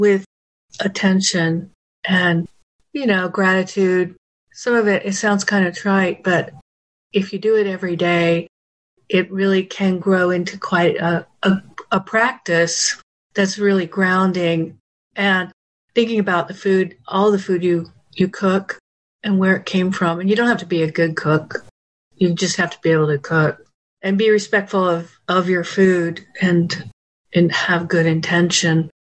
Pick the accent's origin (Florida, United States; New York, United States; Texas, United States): Florida, United States; Jacksonville; also born or lived in Western North Carolina; now in Atlanta, United States; I grew up in North Florida